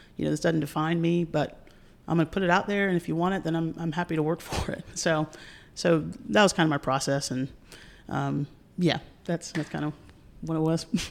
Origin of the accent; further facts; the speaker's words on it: North Carolina, United States; I'm from North Carolina